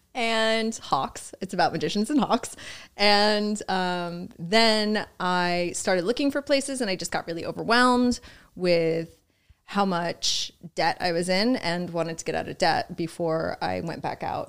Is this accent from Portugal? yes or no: no; Boonton Township, New Jersey, United States; now in New York City, United States; Born in Jersey, born and raised in Jersey